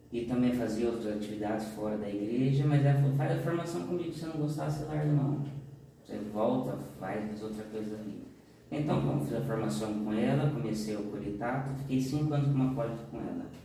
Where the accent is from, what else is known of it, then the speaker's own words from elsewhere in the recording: Capela, Brazil; eu sou natural daqui de Capela mesmo